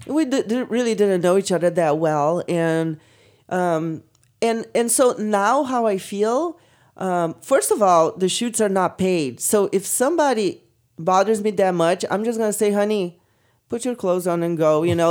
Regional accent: Brazil; moved away; I come from Brazil

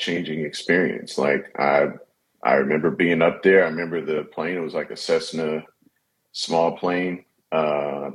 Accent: Indianapolis, Indiana, United States; also born or lived in Orlando, Florida; now in Los Angeles, United States; I'm originally from Indianapolis by way of Florida as well, the Orlando area

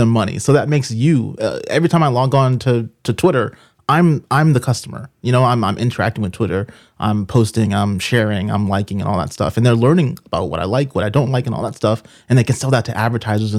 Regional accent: Boston, Massachusetts, United States; I'm a city boy. I grew up in Boston, so I'm not used to the mountains.

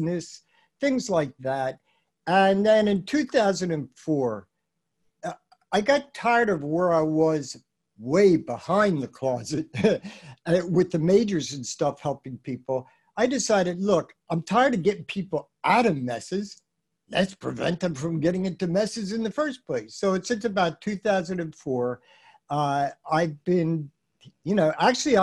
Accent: Philadelphia, Pennsylvania, United States; I'm a Philly boy, I came from Philly

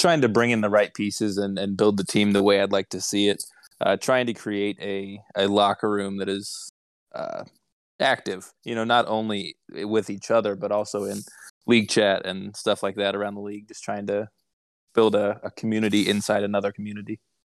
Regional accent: Indiana, United States; I am from Indiana

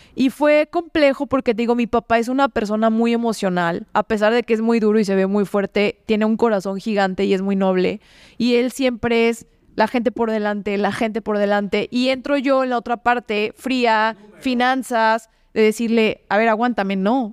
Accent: León, Guanajuato, Mexico; also born or lived in Mexico City; Yo no quiero quedarme en León

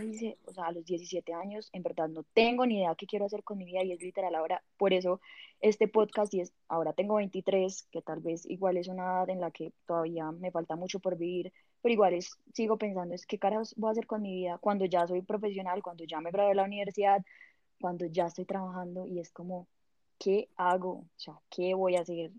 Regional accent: Pereira, Risaralda, Colombia; moved away as an adult; now in Bogotá, Colombia; yo, soy de Pereira y hace seis años me vine a vivir a Bogotá

